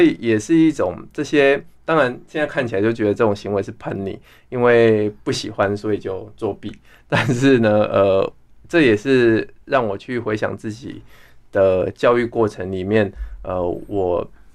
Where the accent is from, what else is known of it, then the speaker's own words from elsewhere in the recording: Wandan, Pingtung County, Taiwan; moved away; also born or lived in Texas, United States; 我其实是在乡下长大的孩子，我的老家是在屏东万丹